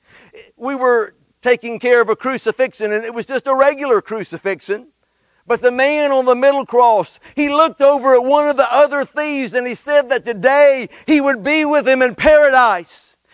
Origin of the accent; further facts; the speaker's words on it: Red Level, Alabama, United States; born or raised there